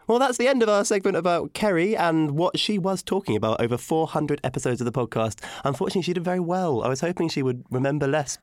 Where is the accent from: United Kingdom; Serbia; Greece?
United Kingdom; as a Brit